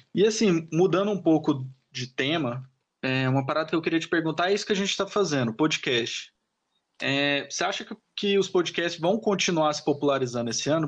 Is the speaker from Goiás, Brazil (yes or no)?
yes; Goiânia, Goiás, Brazil; eu sou de Goiânia